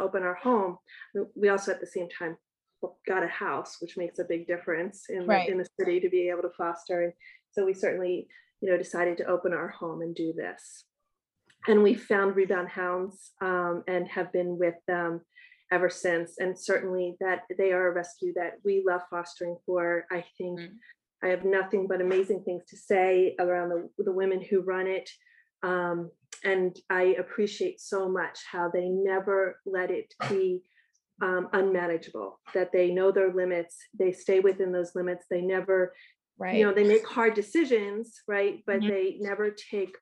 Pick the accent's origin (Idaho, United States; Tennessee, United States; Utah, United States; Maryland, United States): Maryland, United States; Baltimore; also born or lived in Brooklyn; now in Queens, United States; I'm from Baltimore